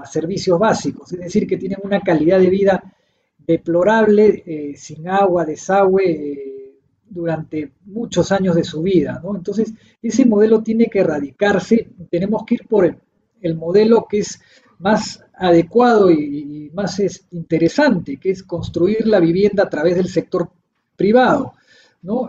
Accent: Peru; Yo soy peruano

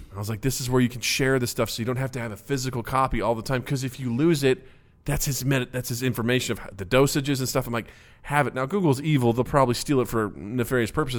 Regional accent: Kirksville, Missouri, United States; moved away; My hometown, not nearly as bad as a lot of other places in Missouri

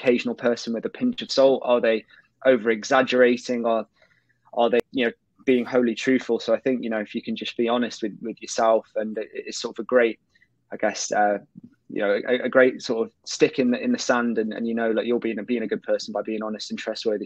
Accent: Colwyn Bay, Wales, United Kingdom; I grew up in North Wales, in a small town called Colwyn Bay.

